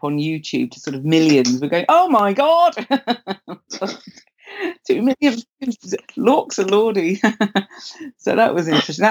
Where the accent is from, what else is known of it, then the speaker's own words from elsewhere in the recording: Windsor, South East England, United Kingdom; I grew up in Windsor